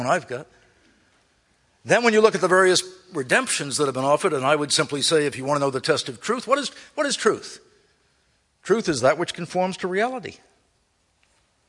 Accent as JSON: {"language": "English", "country": "United States", "tie": "born or raised there", "said": "I grew up in America."}